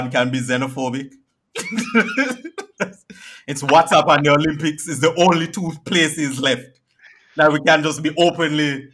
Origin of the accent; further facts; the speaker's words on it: Jamaica; I am from Jamaica